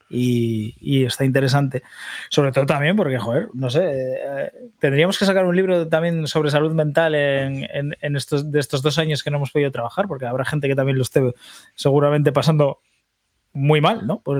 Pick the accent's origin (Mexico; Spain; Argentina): Spain; Cantabria; Yo soy cántabro.